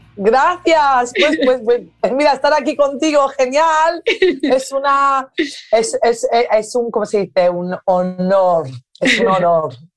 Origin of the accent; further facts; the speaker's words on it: Ibiza, Balearic Islands, Spain; Spanish is a second language; moved away; yo crecí en Ibiza, rodeada de una combinación de personas creativas